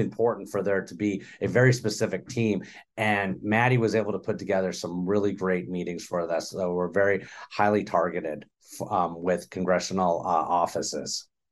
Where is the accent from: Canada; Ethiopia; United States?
United States; Los Angeles, California; I'm from Los Angeles